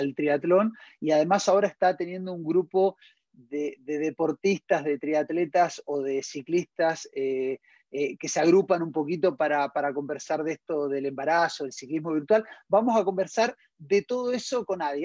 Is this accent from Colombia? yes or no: no; Argentina; now in Chile; desde Argentina, desde, mi país de origen